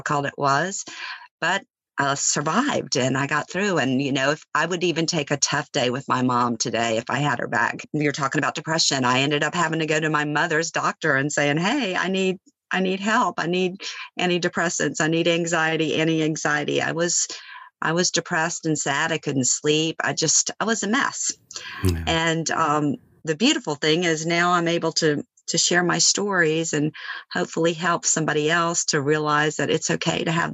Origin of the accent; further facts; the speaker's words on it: Baton Rouge, Louisiana, United States; moved away as an adult; also born or lived in Los Angeles; I left my hometown of Baton Rouge when I graduated from LSU 36 years before